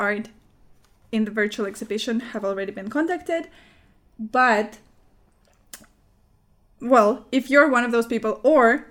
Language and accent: English; Murmansk, Murmansk Oblast, Russia; I was born in Russia, but you might not know that I was born in a city called Murmansk.